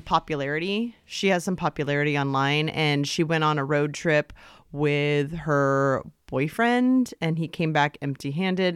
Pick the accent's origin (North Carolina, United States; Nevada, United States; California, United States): California, United States; Stanford; I was born in Stanford University Medical